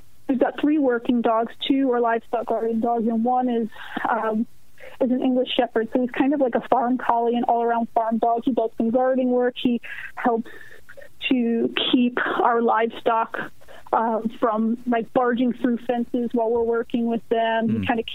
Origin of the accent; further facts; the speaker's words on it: Baltimore, Maryland, United States; also born or lived in Brooklyn, New York / Jersey shore, New Jersey; now in Esperance, United States; I still have, like, tremendous love for my hometown